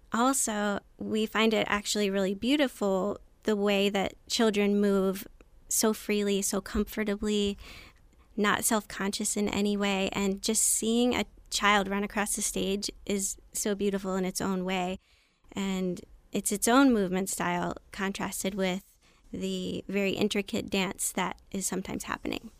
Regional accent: Anne Arundel County, Maryland, United States; also born or lived in New York; I grew up in Anne Arundel County, Maryland.

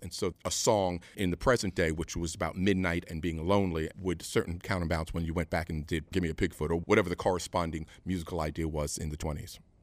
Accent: New York City, New York, United States; I'm native New Yorker

